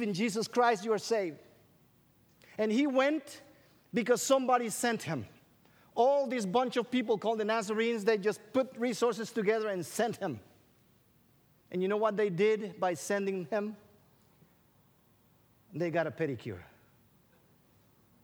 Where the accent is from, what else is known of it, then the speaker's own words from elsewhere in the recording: Guatemala; English is a second language; moved away as an adult; also born or lived in Illinois; I grew up in Guatemala.